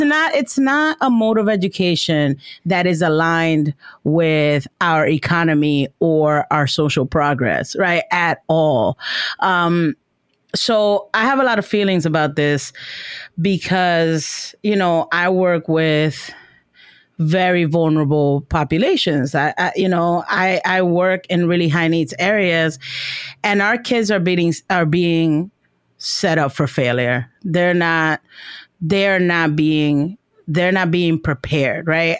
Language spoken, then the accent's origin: English; New York City, New York, United States; moved away; I'm from Washington Heights